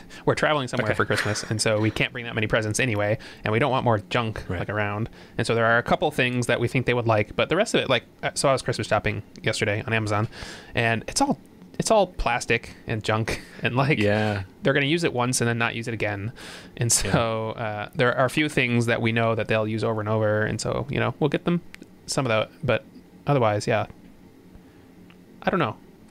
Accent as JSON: {"language": "English", "region": "Michigan", "country": "United States", "tie": "born or raised there", "said": "I grew up in Michigan"}